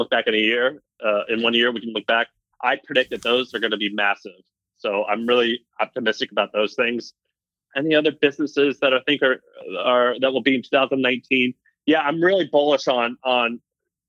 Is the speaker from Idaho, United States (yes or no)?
no; Missouri, United States; also born or lived in Tennessee / California; now in San Francisco, United States; I was raised in Missouri